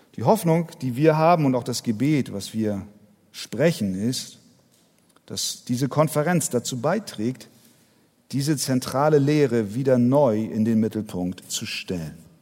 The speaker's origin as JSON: {"language": "German", "region": "Hamburg", "country": "Germany", "said": "ich bin Hamburger."}